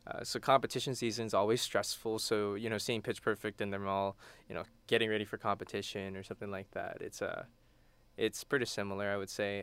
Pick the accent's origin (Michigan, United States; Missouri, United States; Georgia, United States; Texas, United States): Texas, United States; Houston; moved away as an adult; now in College Station, United States; I'm from Houston.